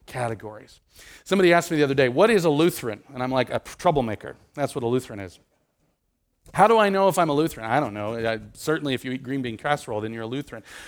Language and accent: English; Nebraska, United States; I grew up in Nebraska.